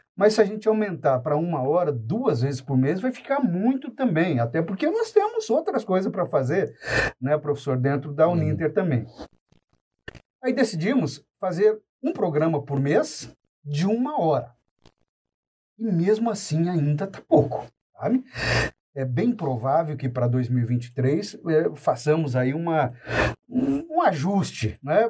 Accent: Paranavaí, Paraná, Brazil; Paranavaí, que é a minha cidade natal

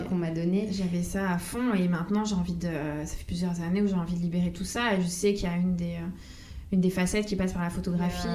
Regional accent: Corsica, France; moved away as an adult; quand je suis partie de Corse vers 19 ans, après tous les étés, je revenais chez moi

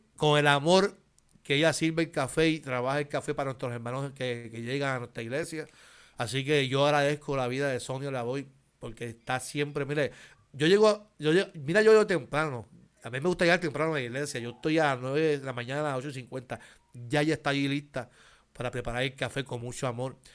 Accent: Carolina, Puerto Rico; Yo soy de Carolina.

